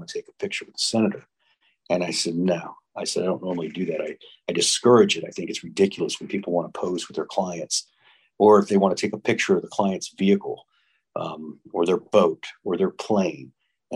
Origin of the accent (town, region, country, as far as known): Florida, United States; born or raised there